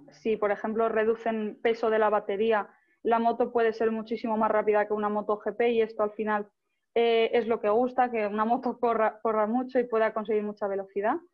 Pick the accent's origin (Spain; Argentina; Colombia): Spain; Bueno, al final yo creo que los españoles, los italianos, vivimos más eh, este deporte, no tanto el fútbol ni, ni otros deportes.